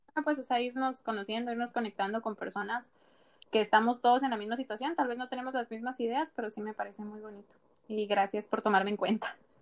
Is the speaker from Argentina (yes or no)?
no; Guatemala; now in Spain; yo soy de Guatemala, mi país es bien pequeño